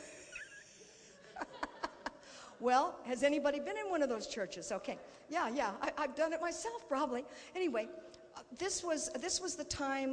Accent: California, United States; moved away; we're from California, and so there's plenty of weirdos there

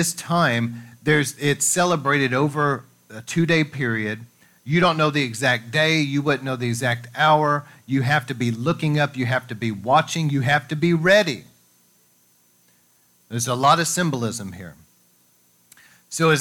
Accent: United States; we grew up here in America

